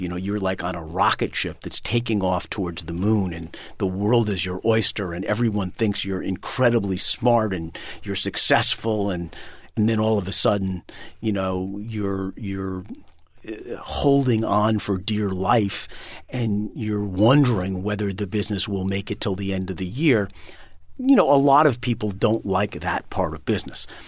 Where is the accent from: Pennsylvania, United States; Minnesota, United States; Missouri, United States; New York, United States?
New York, United States; New York City; moved away as an adult; now in Vermont, United States; been born and raised in Manhattan